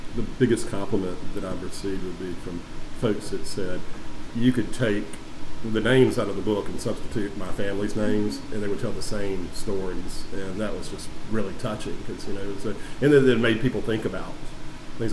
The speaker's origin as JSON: {"language": "English", "town": "Perry", "region": "Georgia", "country": "United States", "tie": "born or raised there", "moved": "as an adult", "lives_now": "Savannah, United States", "said": "I grew up in Perry, Georgia, is originally where I'm from, my hometown"}